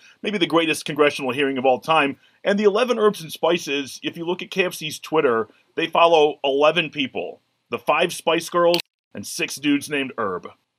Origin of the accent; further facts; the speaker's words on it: Detroit, Michigan, United States; I'm from Detroit